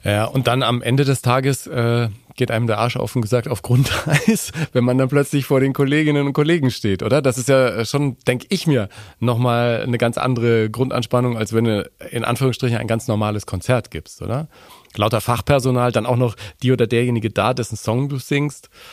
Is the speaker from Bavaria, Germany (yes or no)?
yes; Nuremberg, Bavaria, Germany; ich bin ein Nürnberger. Ich bin in Nürnberg geboren